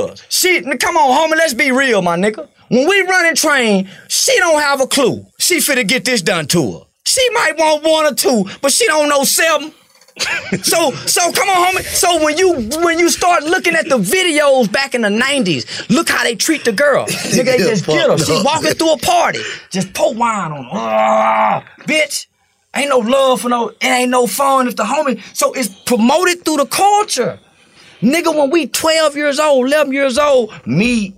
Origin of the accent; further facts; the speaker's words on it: the South, United States; I'm from the South